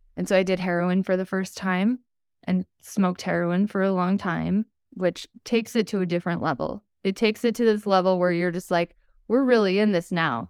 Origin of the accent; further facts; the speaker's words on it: Utah, United States; So, I was born and raised in Utah. I still live here today.